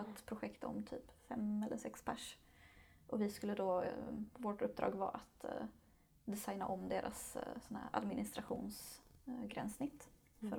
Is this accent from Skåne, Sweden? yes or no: yes; Lund, Skåne, Sweden; also born or lived in Malmö; jag är född och uppvuxen i Lund